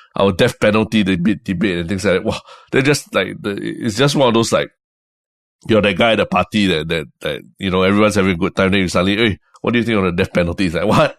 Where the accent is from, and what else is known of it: Singapore